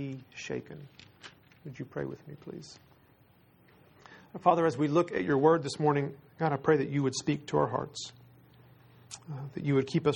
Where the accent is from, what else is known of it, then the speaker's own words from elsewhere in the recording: Texas, United States; I am from Texas